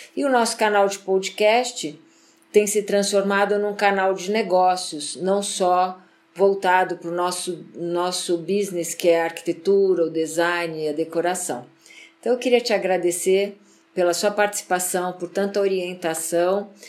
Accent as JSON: {"language": "Portuguese", "country": "Brazil"}